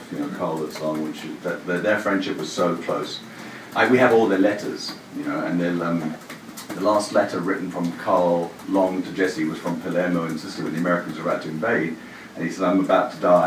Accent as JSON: {"language": "English", "country": "Jamaica", "also_born_or_lived": "England", "moved": "yes", "said": "I'm actually Jamaican, as it happens, but I've spent most of my career here."}